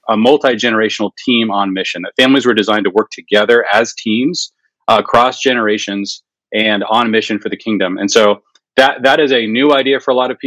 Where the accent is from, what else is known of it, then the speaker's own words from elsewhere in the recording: Seattle, Washington, United States; also born or lived in Jerusalem; now in Fort Thomas, United States; I grew up in Seattle, but we've been living here for a while now.